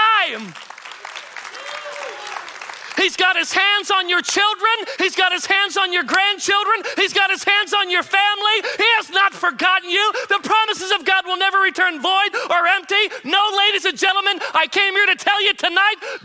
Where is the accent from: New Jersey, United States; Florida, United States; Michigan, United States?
Michigan, United States; moved away; I'm originally from Michigan